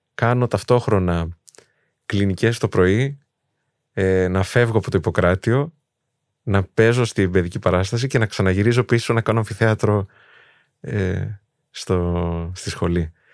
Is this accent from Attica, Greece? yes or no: no; Thessaloniki, Central Macedonia, Greece; Εγώ δεν είχα φύγει από τη Θεσσαλονίκη. Δηλαδή, εκεί μεγάλωσα